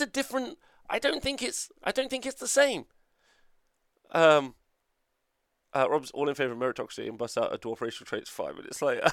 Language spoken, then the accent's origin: English; Nottingham, East Midlands, United Kingdom; I'm from United Kingdom. Okay, easy peasy, right? Unfortunately, not Europe. Uh, and then Nottingham